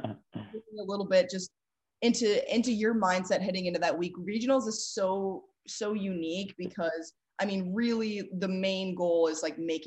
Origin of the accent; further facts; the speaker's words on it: Chicago, Illinois, United States; I'm from the Chicago area